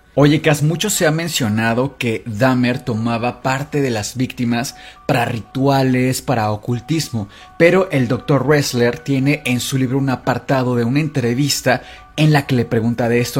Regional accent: Mexico; a nosotros como latinos, como mexicanos

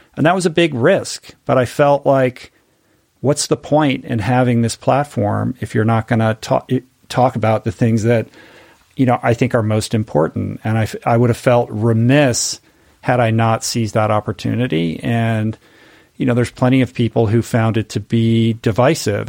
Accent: Washington, District of Columbia, United States; now in Malibu, United States; I grew up in Washington, D C, in an inside the Beltway family

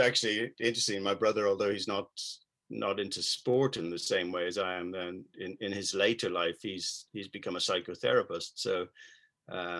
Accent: Dublin, Leinster, Ireland; also born or lived in United Kingdom; now in French Alps, France; I'm from Dublin in Ireland

